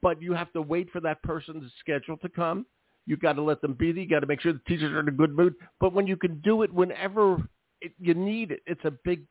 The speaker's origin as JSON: {"language": "English", "town": "Philadelphia", "region": "Pennsylvania", "country": "United States", "said": "I'm from Philly"}